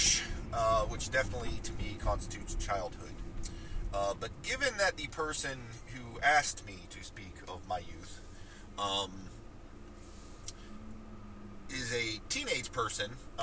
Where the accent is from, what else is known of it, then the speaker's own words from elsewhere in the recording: Martins Ferry, Ohio, United States; My hometown of Martins Ferry, Ohio, is not exactly a sprawling metropolis